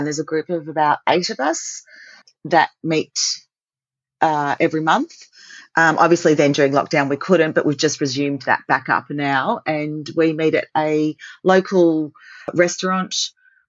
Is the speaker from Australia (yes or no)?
yes; Australia; As an Aussie